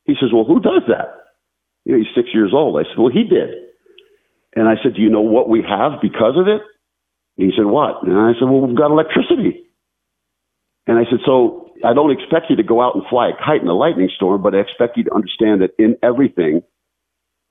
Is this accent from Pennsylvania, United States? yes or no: yes; small town next to the Blue Mountain, Pennsylvania, United States; When I was a kid, 11 or 12 years old. We used to live in a small town next to a major mountain, the Blue Mountain, which is a lot of people know as the Appalachian Trail goes through it.